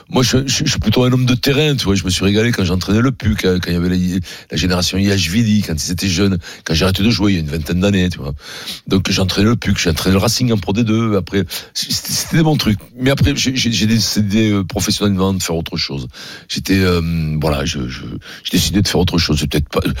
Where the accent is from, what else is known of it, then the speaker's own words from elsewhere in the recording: Paris, Île-de-France, France; born there; Oui, je suis né à Paris.